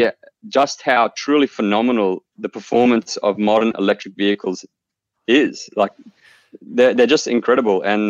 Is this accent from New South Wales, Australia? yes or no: no; Clermont, Queensland, Australia; now in Melbourne, Australia; I actually grew up in a small coal mining town in Claremont in central Queensland